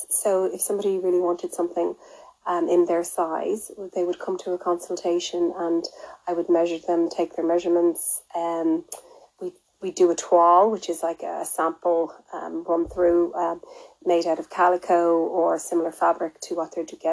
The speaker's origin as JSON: {"language": "English", "country": "Ireland", "said": "I'm an Irish fashion designer"}